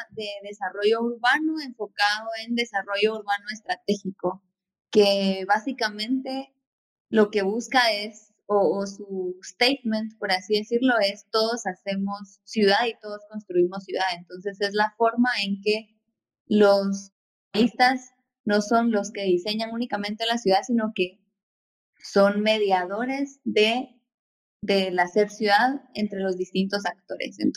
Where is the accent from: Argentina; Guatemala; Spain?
Guatemala; eh, guatemalteca, arquitecta y urbanista